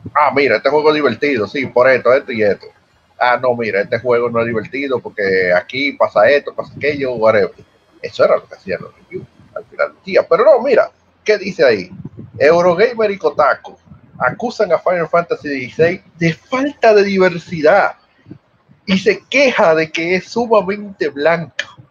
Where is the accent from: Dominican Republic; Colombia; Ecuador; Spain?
Dominican Republic; yo soy dominicano